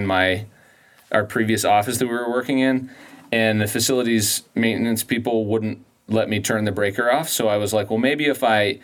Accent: Colorado, United States; I grew up in Colorado

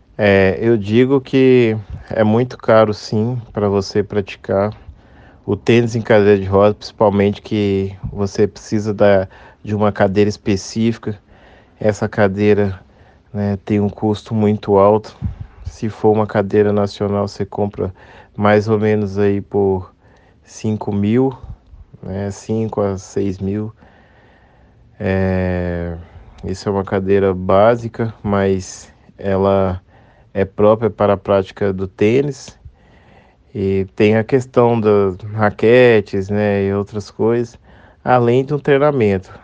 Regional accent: Belo Horizonte, Minas Gerais, Brazil; sou mineiro de BH

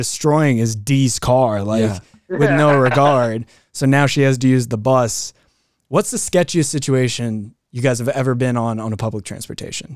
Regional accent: United States; I'm American

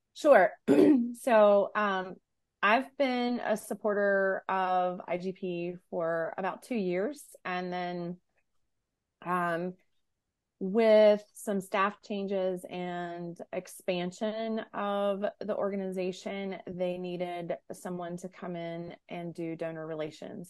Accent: United States; an American-born, American-raised individual

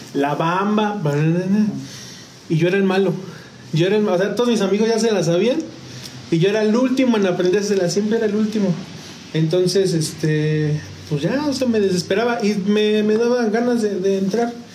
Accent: San Juan del Río, Querétaro, Mexico; also born or lived in San Luis Potosí, Mexico; a los tres años llegamos a San Juan, mi familia y yo

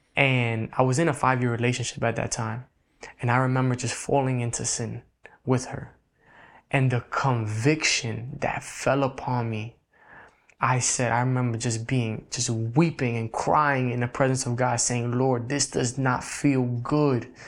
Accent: New York City, New York, United States; I was born and raised in the Bronx, New York.

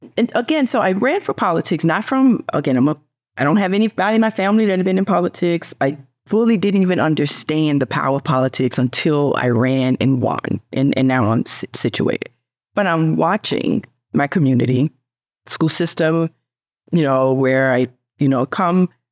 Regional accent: Memphis, Tennessee, United States; I was born and raised in poverty in Memphis

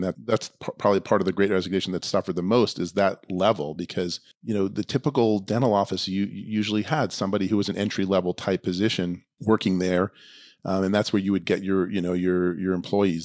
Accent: New York, United States; moved away as an adult; also born or lived in Boston; now in Los Angeles, United States; I grew up in New York

